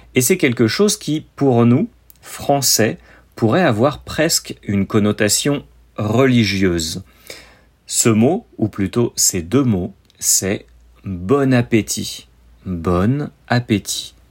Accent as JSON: {"language": "French", "country": "France"}